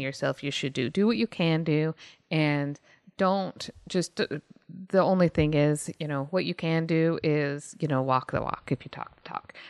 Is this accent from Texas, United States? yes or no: yes; Texas, United States; moved away; I'm from Texas, or was, was from Texas